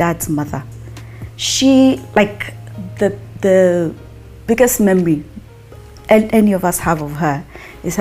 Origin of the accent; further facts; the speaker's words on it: Nairobi, Kenya; Yeah, I was born in Nairobi. We're all born in Nairobi